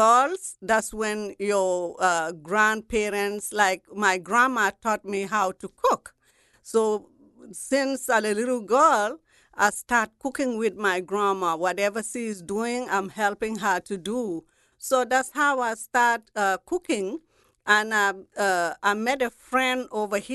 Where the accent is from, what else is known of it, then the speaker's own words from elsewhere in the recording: Gambia; moved away as an adult; now in New Orleans, United States; I'm from Gambia, West Africa